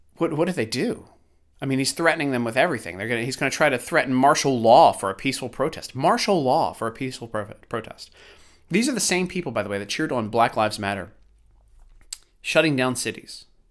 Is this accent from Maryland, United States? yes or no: yes; Baltimore, Maryland, United States; I grew up in Baltimore And I saw too much B S from the police